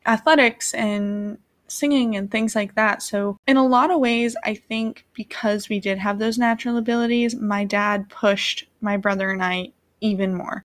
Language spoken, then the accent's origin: English; Vermont, United States; moved away; I grew up in Vermont